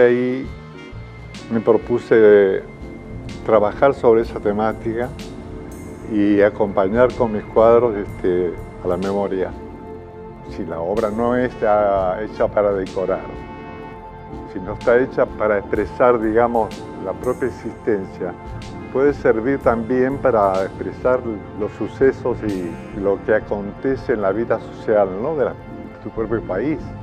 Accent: Argentina; moved away as an adult; also born or lived in Rome / Madrid / Unquillo, Córdoba; lo que pasamos como argentinos con la dictadura de la cual fui víctima

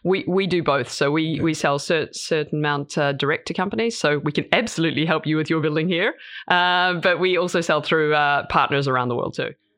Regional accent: New Zealand; moved away as an adult; also born or lived in United States / New York / London; now in Norway; I'm from New Zealand originally, uh, and I went over to the states to study.

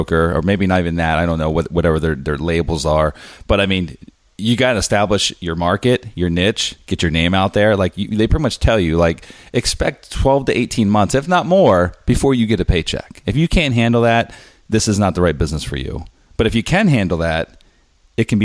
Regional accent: Harrisburg, Pennsylvania, United States; my hometown, Harrisburg, Pennsylvania

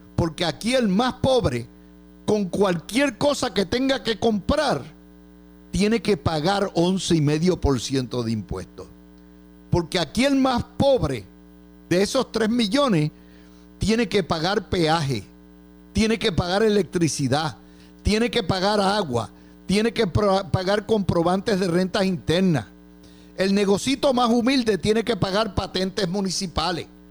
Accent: Puerto Rico; Nosotros los puertorriqueños somos con ciudadanos americanos

